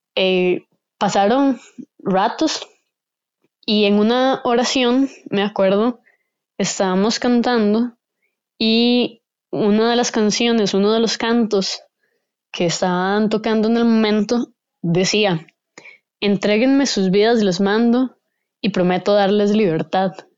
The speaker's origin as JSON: {"language": "Spanish", "country": "Costa Rica", "said": "soy de Costa Rica"}